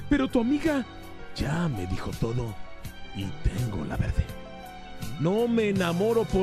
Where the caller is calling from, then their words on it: Guadalajara, Jalisco, Mexico; De Guadalajara.